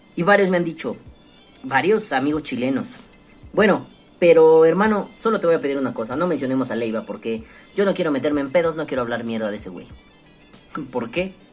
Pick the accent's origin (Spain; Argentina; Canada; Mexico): Mexico; aquí en mi país